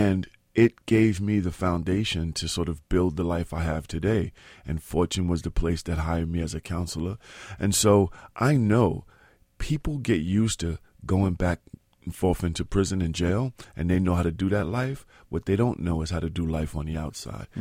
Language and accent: English; New York City, New York, United States; In Soundview in the Bronx.